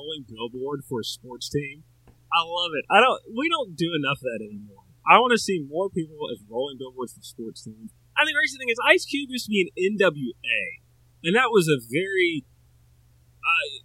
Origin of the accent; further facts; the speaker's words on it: the South, United States; I'm from the South